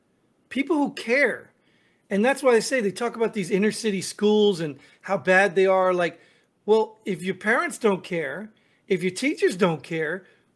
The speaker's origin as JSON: {"language": "English", "region": "New Jersey", "country": "United States", "said": "I mean, I came from New Jersey, one of the highest tax states in the country"}